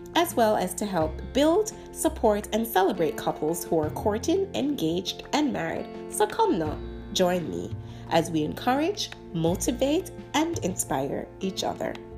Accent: Jamaica; moved away; I grew up in Jamaica, and so any opportunity to get dressed, um, was, is, is something that we strive in, uh, as Jamaican

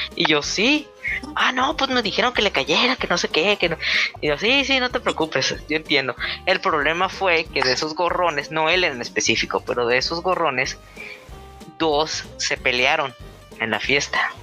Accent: northern Mexico, Mexico; accent: norteño; yo hablo así de norte

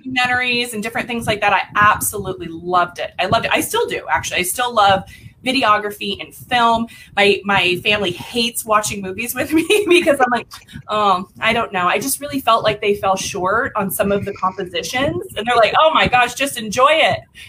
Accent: Lake Havasu City, Arizona, United States; now in Phoenix, United States; I was born and raised in a little town um, in Western Arizona called Lake Havasu City.

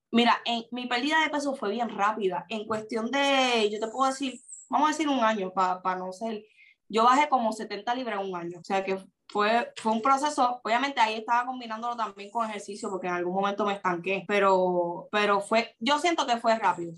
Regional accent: Puerto Rico; soy de Puerto Rico.

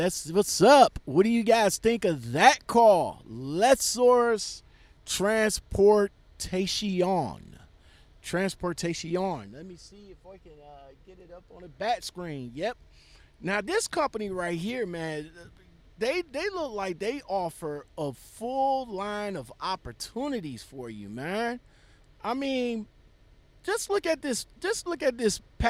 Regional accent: Cleveland, Ohio, United States; I was born and raised in Cleveland

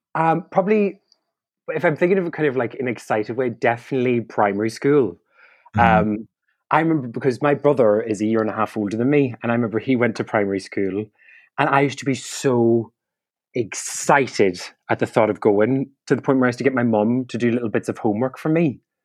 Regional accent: County Donegal, Ireland; now in London, United Kingdom; I'm a comedian, improviser, and comedy writer from Donegal in Ireland

